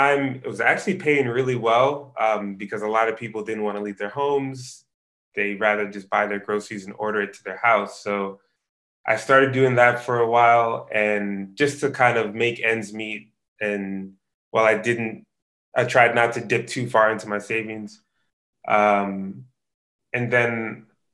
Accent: New York City, New York, United States; moved away as an adult; now in Syracuse, United States; I'm from Brooklyn, New York

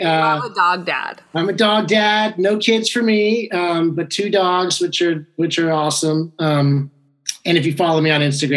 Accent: San Francisco, Marin County, California, United States; moved away as an adult; also born or lived in San Diego / Los Angeles; now in Hermosa Beach, United States; I grew up in San Francisco in Marin County

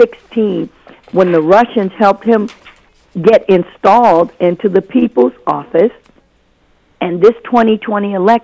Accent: New York City, New York, United States; I'm from Brooklyn, New York

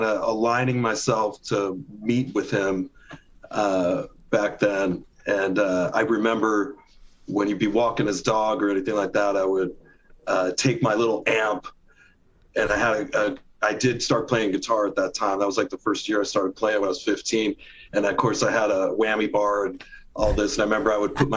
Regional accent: Carlsbad, California, United States; born or raised there; also born or lived in Oceanside, California

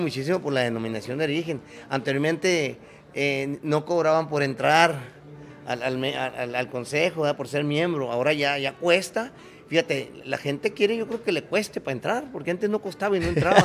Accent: Delicias, Chihuahua, Mexico; moved away as an adult; also born or lived in Sierra Madre; a mí me tocó nacer en, yo soy originario de Chihuahua

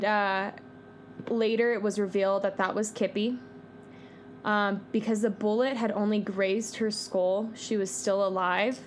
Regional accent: California, United States; I'm from California

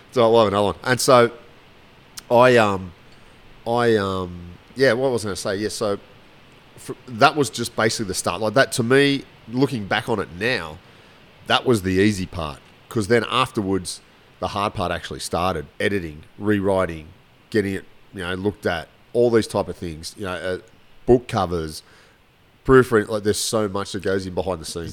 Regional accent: Australia; I'm Australian

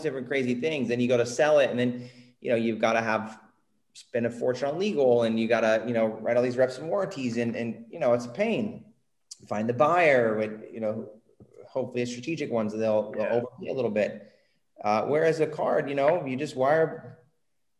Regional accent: Indiana, United States; also born or lived in California; now in Puerto Rico; I moved to California from Indiana

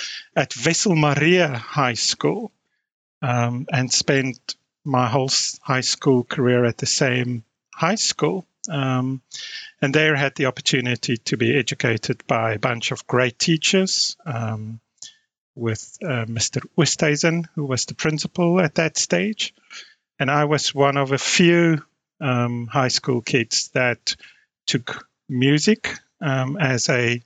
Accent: Odendaalsrus, Free State, South Africa; moved away as an adult; now in Amsterdam, Netherlands; Grew up in a small town called Odendaalsrust, which is part of the goldfields of the Free State, and grew up with two siblings, two elder sisters, with an age gap of between 5 and 8 years.

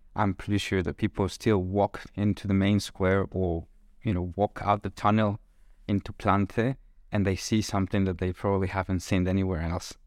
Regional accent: Monterrey, Nuevo León, Mexico; English is a second language; moved away as an adult; now in Kraków, Poland; I'm originally from Mexico

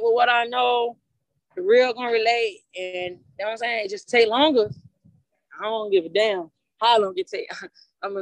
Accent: Orlando, Florida, United States; Born and raised out here

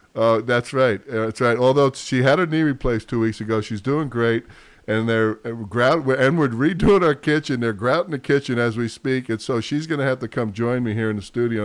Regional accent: New York, United States; I'm from New York

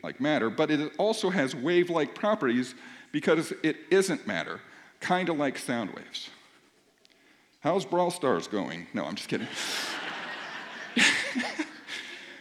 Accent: Minnesota, United States; I'm from Minnesota

